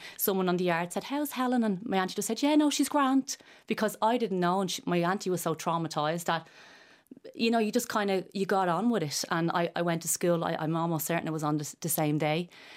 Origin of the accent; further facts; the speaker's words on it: Ireland; being Irish